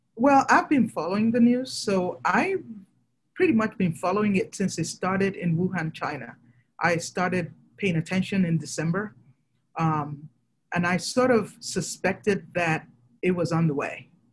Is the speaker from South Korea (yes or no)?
no; Nigeria; moved away; I'm originally from Nigeria